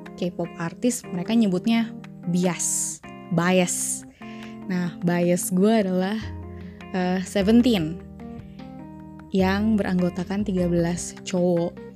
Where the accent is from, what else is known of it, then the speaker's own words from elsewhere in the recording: Bogor, West Java, Indonesia; sekarang tinggal di Bogor. Hmm, dari SD, SMP, SMA, kecuali kuliah, gue di Bogor ya. Basically gue orang Bogor sih. Sunda